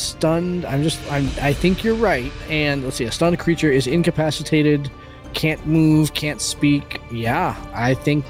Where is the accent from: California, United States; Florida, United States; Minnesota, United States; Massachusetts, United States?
Massachusetts, United States; Boston; I'm from Boston. I can add extra vowels in.